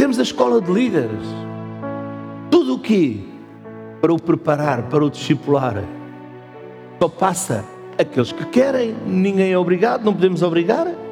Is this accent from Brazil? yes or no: no; Portugal; nós somos portugueses